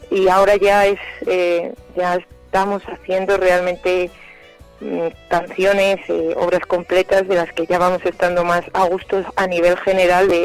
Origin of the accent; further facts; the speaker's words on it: Zamora, Castile and León, Spain; yo soy de Zamora